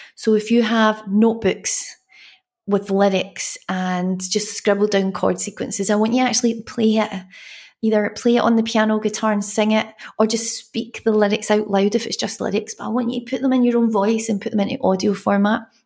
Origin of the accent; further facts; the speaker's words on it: Glasgow, Scotland, United Kingdom; I'm from Glasgow where we have rain and sun at the same time